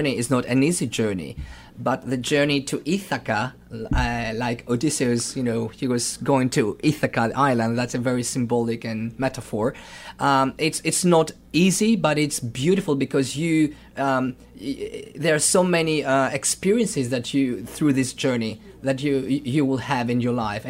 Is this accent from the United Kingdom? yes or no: no; Thessaloniki, Central Macedonia, Greece; I'm from Thessaloniki